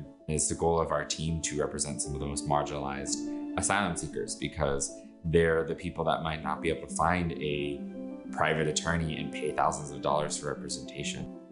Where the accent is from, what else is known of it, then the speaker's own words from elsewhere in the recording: Rio Grande Valley, Texas, United States; I'm from the Rio Grande Valley, which is on the border and is majority Latinx